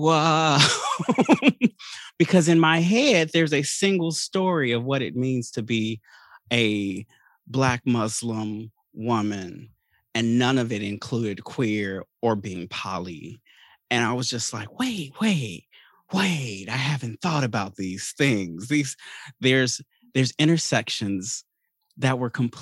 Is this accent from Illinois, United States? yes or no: yes; Chicago, Illinois, United States; growing up in Chicago